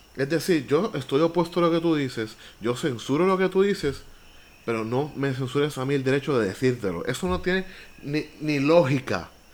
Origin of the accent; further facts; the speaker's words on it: Villalba, Puerto Rico; Villalba, mi pueblo